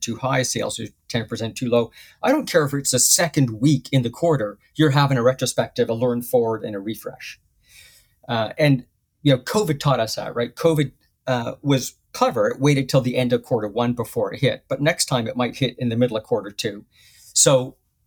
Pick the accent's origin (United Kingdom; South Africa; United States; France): United Kingdom; moved away; I'm a Brit